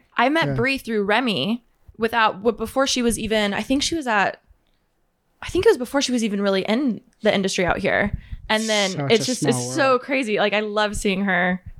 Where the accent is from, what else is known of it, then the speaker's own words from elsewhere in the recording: Moreno Valley, California, United States; Moreno Valley, California.